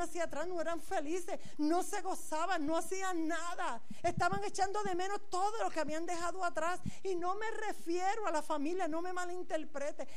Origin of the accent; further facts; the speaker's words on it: Puerto Rico; moved away as an adult; now in Galicia, Spain; Yo soy puertorriqueña